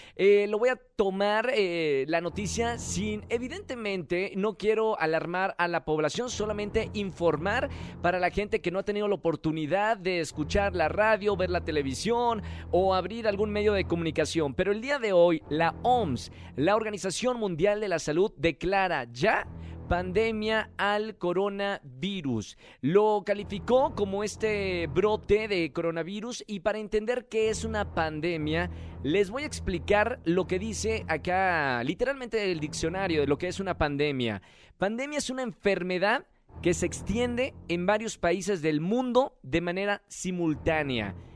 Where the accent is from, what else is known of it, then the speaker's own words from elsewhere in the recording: Mexico; cómo somos los mexicanos